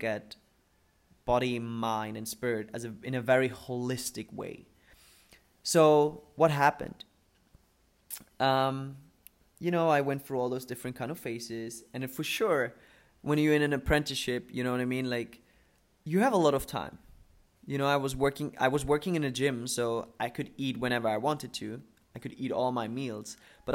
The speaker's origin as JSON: {"language": "English", "country": "Germany", "tie": "born or raised there", "also_born_or_lived": "Dubai", "second_language": "English", "moved": "as an adult"}